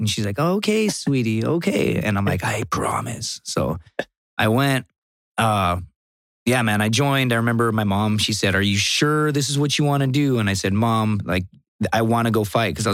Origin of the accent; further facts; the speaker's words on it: Laredo, Texas, United States; I'm from Laredo, Texas.